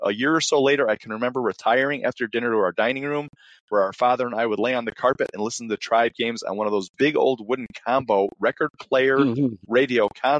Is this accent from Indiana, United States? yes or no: yes; Indiana, United States; I was born and raised in Northeast Indiana.